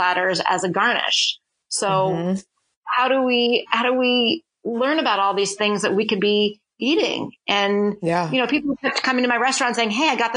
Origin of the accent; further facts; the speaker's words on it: Southern California, United States; moved away; also born or lived in Portland; I grew up in Southern California